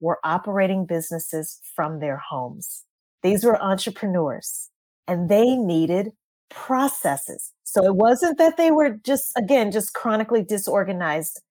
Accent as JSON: {"language": "English", "region": "Louisiana", "country": "United States", "said": "I'm from Louisiana"}